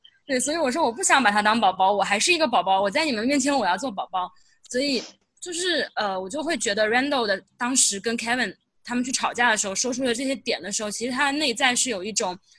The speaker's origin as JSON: {"language": "Chinese", "region": "Jiangsu", "country": "China", "tie": "born or raised there", "said": "因为我小时候出生在江西，但是四岁的时候又去江苏。我觉得我不被江西，呃，就我不属于江西，因为我待在那里很短。我也不属于江苏，因为我在那里没有一个固定的家。"}